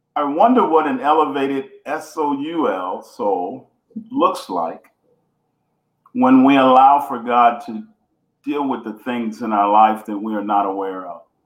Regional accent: Houston, Texas, United States; also born or lived in Bunkie, Louisiana; I am uh, born in uh, Louisiana, Bunkie, small town Bunkie, Louisiana, but uh, grew up in Houston, Texas

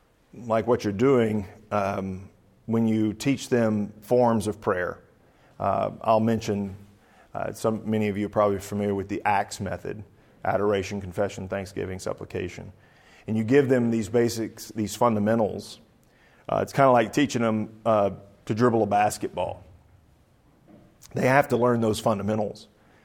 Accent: the South, United States; Of course, I'm from the South, too, and it's kind of like, the war's not over yet.

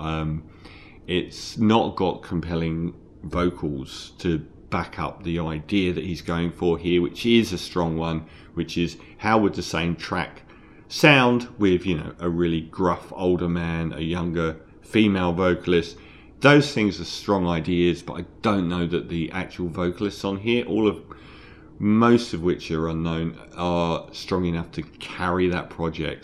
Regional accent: London, United Kingdom; I'm from London

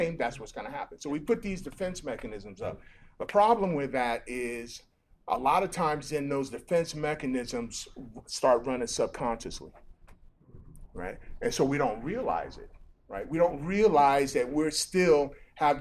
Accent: Nigeria; now in United States; I grew up in Nigeria

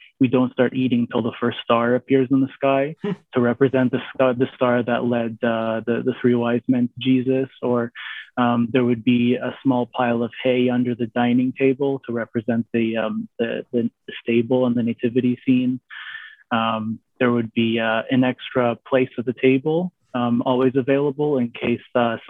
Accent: Mississauga, Ontario, Canada; I was born and raised in Mississauga the whole time

